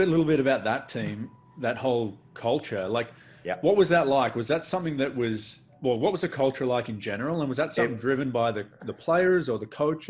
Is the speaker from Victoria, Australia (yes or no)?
yes; Melbourne, Victoria, Australia; I grew up in Melbourne as well.